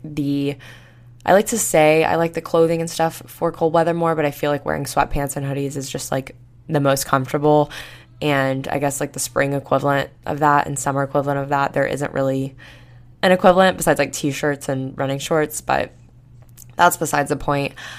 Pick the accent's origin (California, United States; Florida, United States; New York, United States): Florida, United States; now in Tuscaloosa, United States; I grew up in Florida